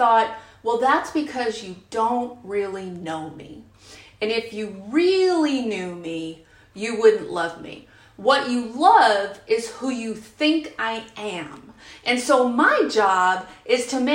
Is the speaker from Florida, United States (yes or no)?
no; San Francisco Bay Area, California, United States; I'm from the San Francisco Bay Area, and I was in San Francisco in the 90s